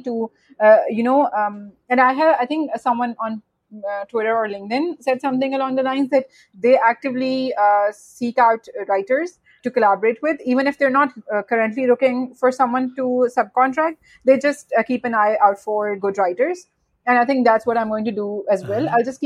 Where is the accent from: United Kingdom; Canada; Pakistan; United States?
Pakistan; I am from Pakistan